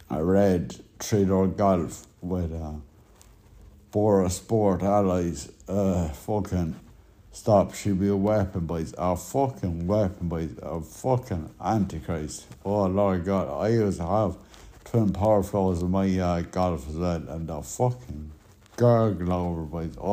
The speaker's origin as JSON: {"language": "English", "region": "Connacht", "country": "Ireland", "said": "down to the south where now I'm from South Roscommon."}